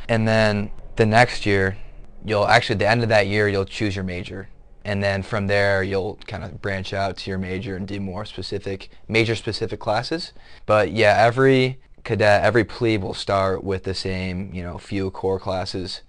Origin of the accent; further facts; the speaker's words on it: Otsego, Michigan, United States; moved away; I'm from Otsego, Michigan, which is a small town in Southwest Michigan